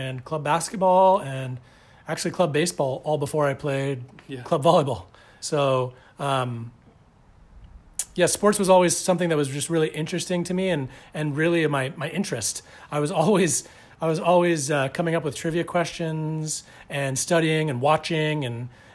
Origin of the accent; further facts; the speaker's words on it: Manhattan Beach, California, United States; growing up in Manhattan Beach